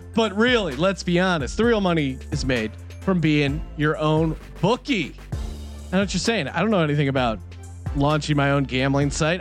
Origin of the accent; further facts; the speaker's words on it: Philadelphia, Pennsylvania, United States; I'm from Philadelphia